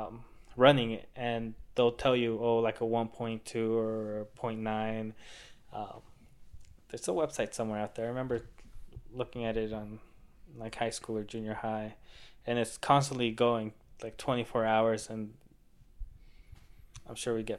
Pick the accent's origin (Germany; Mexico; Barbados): Mexico; born there; because I was born in Mexico and my dad built a house in Mexico a couple years ago.